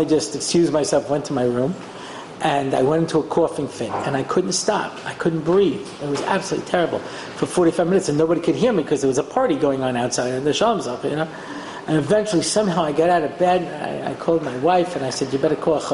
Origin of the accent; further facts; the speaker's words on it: United States; I'm an American